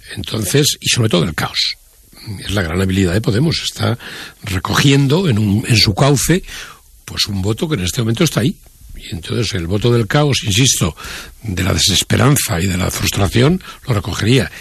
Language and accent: Spanish; Spain; also born or lived in Madrid; yo como español